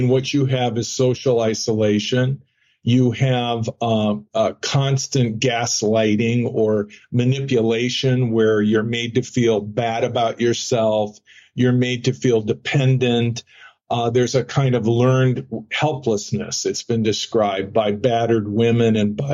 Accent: Phoenix, Arizona, United States; I grew up in Phoenix.

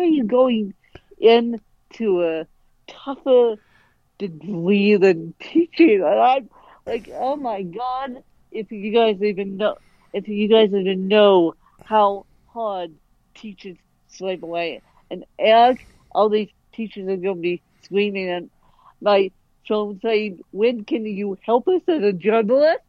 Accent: Colorado, United States; born or raised there

